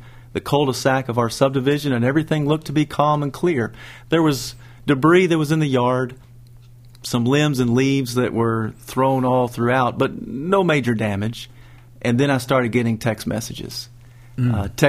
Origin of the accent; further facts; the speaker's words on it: Kentucky, United States; moved away as an adult; now in Pleasant Grove, Alabama, United States; I was born and raised in Kentucky. I am the middle of three children. Parents love the Lord, and they always had us in church.